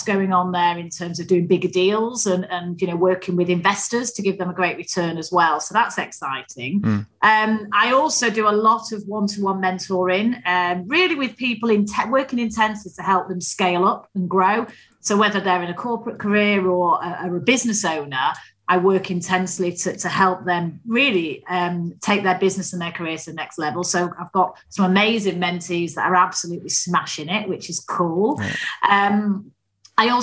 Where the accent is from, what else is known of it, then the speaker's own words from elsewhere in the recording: Manchester, North West England, United Kingdom; accent: Mancunian; I grew up in Manchester